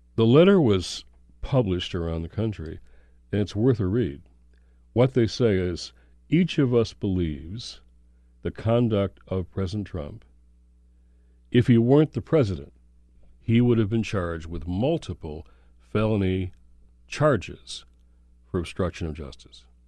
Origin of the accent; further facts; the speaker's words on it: Michigan, United States; from Michigan, my home state.